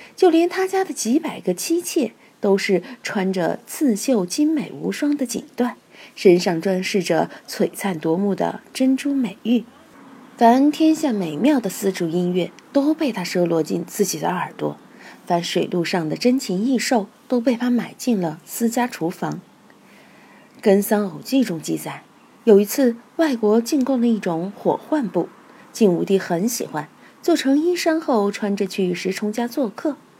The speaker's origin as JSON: {"language": "Chinese", "town": "Chengdu", "region": "Sichuan", "country": "China", "also_born_or_lived": "Guangdong", "moved": "as an adult", "said": "我是成都人，对味道的要求就很刁"}